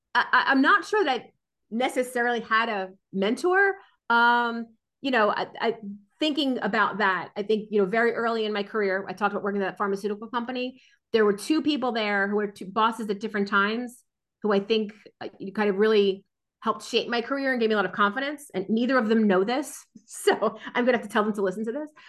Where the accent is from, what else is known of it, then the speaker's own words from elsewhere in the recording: New Jersey, United States; I grew up in New Jersey, born and raised in New Jersey